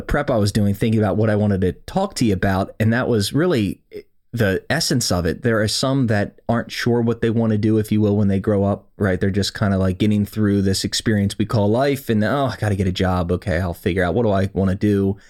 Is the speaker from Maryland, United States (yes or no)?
yes; Maryland, United States; So obviously born and raised in Howard County, Maryland.